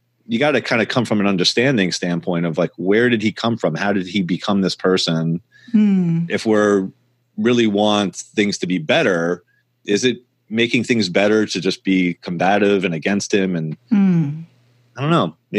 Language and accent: English; Long Island, New York, United States; I grew up in Long Island